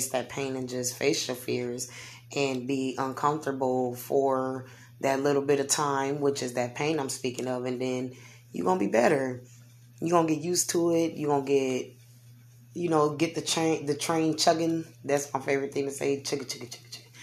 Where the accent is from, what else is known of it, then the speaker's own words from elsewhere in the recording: Omaha, Nebraska, United States; I see big dreams for here, us here in Omaha